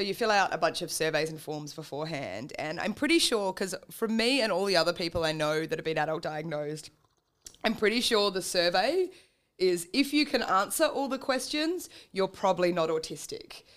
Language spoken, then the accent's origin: English; Adelaide, South Australia, Australia; I was born in Adelaide and then moved around a lot, just depending on where my parents were getting posted.